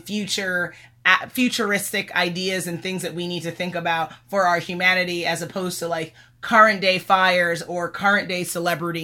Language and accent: English; United States; being born and raised in America